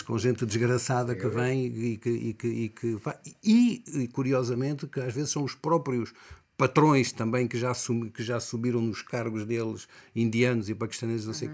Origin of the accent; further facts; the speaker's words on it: Angola; now in Portugal; sempre me assumi como angolano